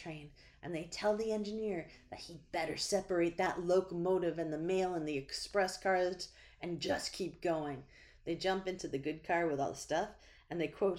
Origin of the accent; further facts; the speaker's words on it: New Hampshire, United States; I'm from New Hampshire.